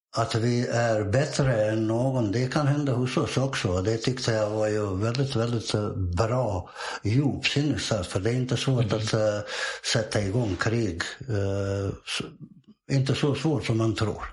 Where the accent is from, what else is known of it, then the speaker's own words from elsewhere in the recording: Bosnia & Herzegovina; Swedish is a second language; moved away as an adult; also born or lived in Montenegro; now in Sweden; Det att jag är född i Bosnien är ju bara en slump. Jag föddes bara i Bosnien.